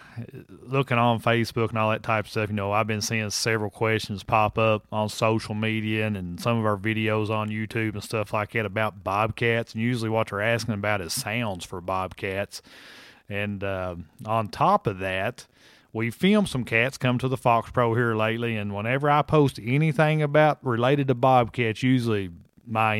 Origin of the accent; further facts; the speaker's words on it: Kentucky, United States; Here in my home state of Kentucky